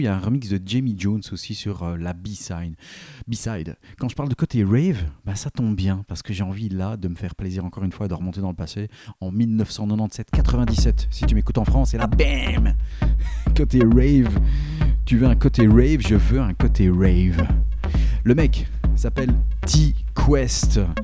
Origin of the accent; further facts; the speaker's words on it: Belgium; je suis belge